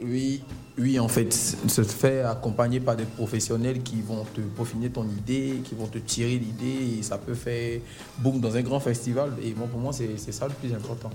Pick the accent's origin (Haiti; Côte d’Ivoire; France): Côte d’Ivoire; Abidjan; moi je suis né à Yopougon, j'ai grandi à Yopougon